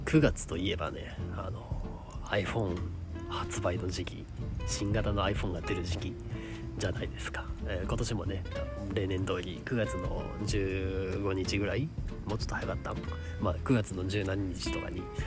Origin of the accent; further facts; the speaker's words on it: Kansai, Japan; 関西人やしいうのと、まあ、その関西人やから